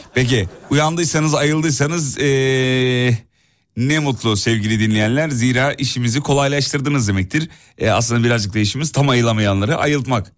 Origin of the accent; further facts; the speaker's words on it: İzmit, Kocaeli, Turkey; ben bir İzmitli olarak